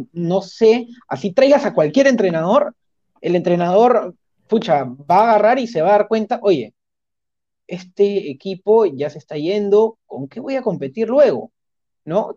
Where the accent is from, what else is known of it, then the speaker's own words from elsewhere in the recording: Peru; como peruanos